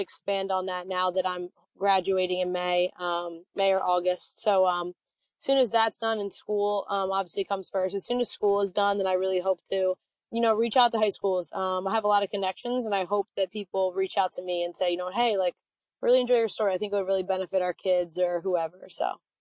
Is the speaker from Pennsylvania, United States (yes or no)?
yes; Reading, Pennsylvania, United States; I'm from Reading, Pennsylvania, about an hour outside